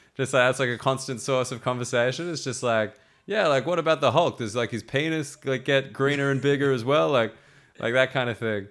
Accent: Sydney, New South Wales, Australia; moved away as an adult; now in United Kingdom; I'm from Sydney, like, I never moved

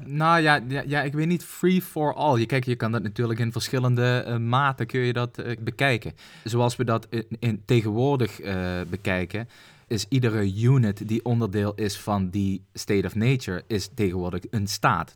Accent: Netherlands; ons twee als Nederlander

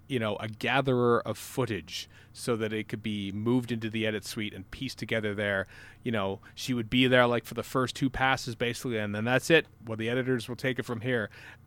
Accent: Canada; I'm from Canada.

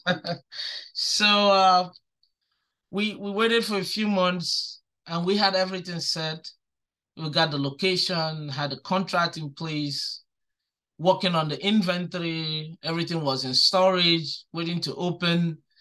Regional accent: Nigeria; also born or lived in New York City, United States; now in Albany, United States; I'm from Nigeria

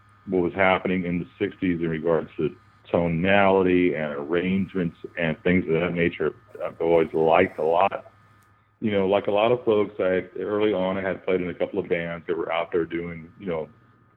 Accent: San Antonio, Texas, United States; I'm a South Texas boy born and raised in San Antonio, Texas

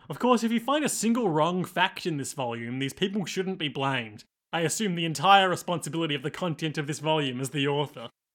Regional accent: Australia; as an Australian podcaster

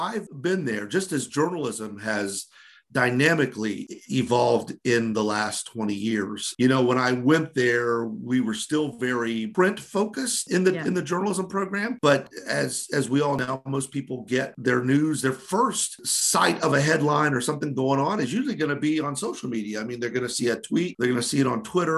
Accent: Orlando, Florida, United States; came back home to my hometown paper, the Orlando Sentinel

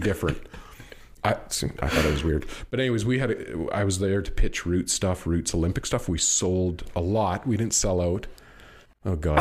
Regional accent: Canada; I'm Canadian

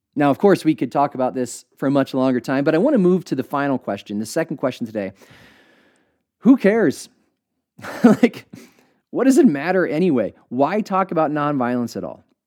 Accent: United States; every church that I went to as a kid had an American flag placed prominently on stage

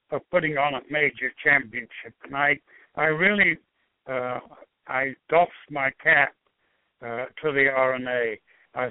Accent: England, United Kingdom; moved away as an adult; now in United States; an English-born person who thoroughly enjoyed 37 years of living here

